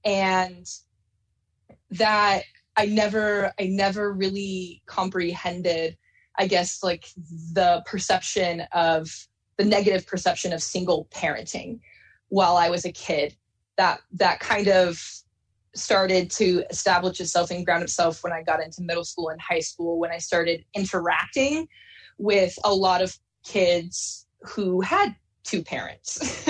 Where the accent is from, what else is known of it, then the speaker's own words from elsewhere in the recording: Salem, Oregon, United States; So I grew up a lot around the West Coast, primarily in multiple different parts of Oregon. But my mom eventually settled in Salem, Oregon, when I was in elementary school.